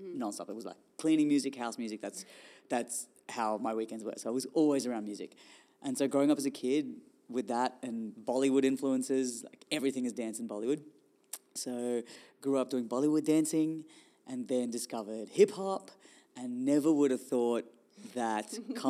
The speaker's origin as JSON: {"language": "English", "town": "Melbourne", "region": "Victoria", "country": "Australia", "tie": "born or raised there", "also_born_or_lived": "India", "said": "I was born in India, moved to Australia when I was 8"}